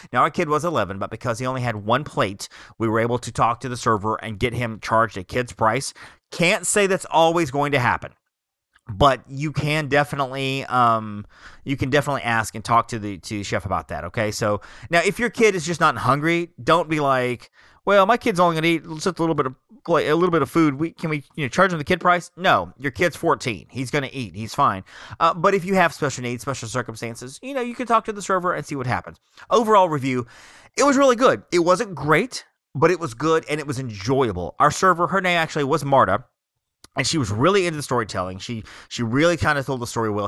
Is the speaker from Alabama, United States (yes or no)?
yes; Alabama, United States; I come from Alabama